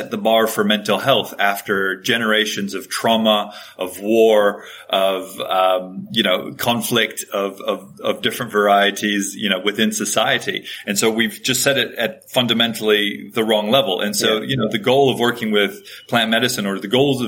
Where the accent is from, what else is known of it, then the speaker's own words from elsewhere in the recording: Hawaii, United States; I grew up in Hawaii